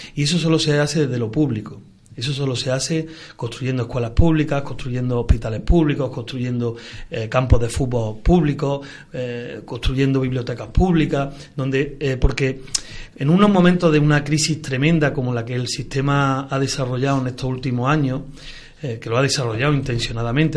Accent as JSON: {"language": "Spanish", "town": "Córdoba", "region": "Andalusia", "country": "Spain", "tie": "born or raised there", "said": "tengo también buenos recuerdos de mi infancia de Las Palmeras"}